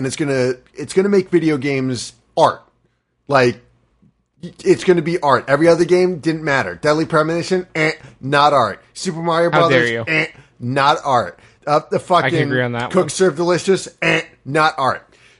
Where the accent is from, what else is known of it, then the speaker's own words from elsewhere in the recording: United States; Because I'm an American.